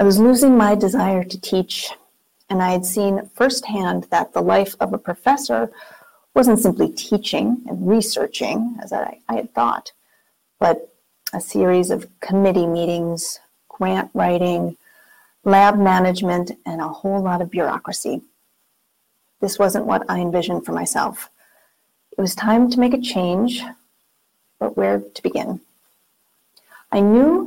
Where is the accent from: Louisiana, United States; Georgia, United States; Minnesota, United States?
Minnesota, United States; moved away as an adult; also born or lived in Wisconsin; We're from Minnesota originally, with family and friends that we had been away from for almost 13 years. So it was time to move home.